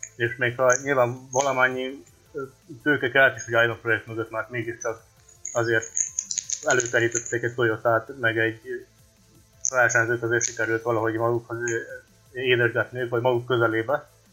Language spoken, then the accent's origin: Hungarian; Vojvodina, Serbia; moved away; Szerbiában születtem, úgyhogy eh, ezt tartom az otthonnak